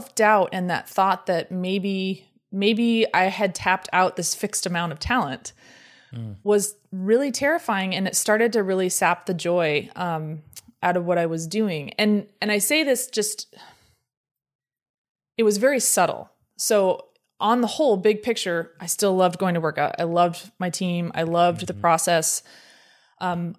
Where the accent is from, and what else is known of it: California, United States; born or raised there